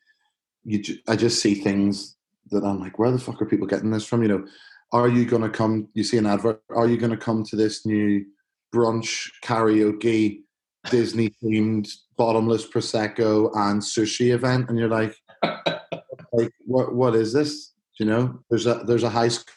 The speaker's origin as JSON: {"language": "English", "town": "Belfast", "region": "Northern Ireland", "country": "United Kingdom", "tie": "born or raised there", "moved": "yes", "said": "growing up in Belfast"}